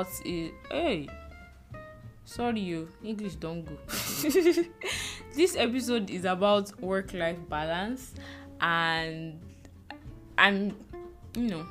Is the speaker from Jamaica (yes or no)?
no; Nigeria; now in Lagos, Nigeria; as a Nigerian working 9 to 5 in Nigeria